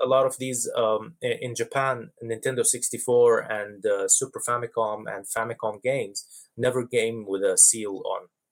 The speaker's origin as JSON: {"language": "English", "region": "Dubai", "country": "United Arab Emirates", "tie": "born or raised there", "said": "I grew up in in the Middle East in Dubai"}